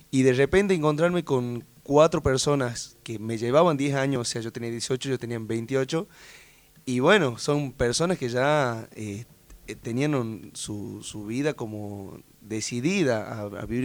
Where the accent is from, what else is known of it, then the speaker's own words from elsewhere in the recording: Tucumán, Argentina; moved away as an adult; now in Catamarca, Argentina; hace seis años que vivo ahí. O sea, me mudé a los 22 años, o sea, toda una vida en Tucumán.